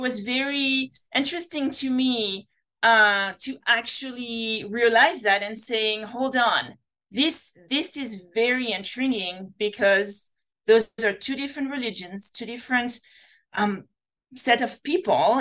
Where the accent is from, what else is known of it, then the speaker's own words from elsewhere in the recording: France; English is a second language; moved away; my accent. You know, I come from France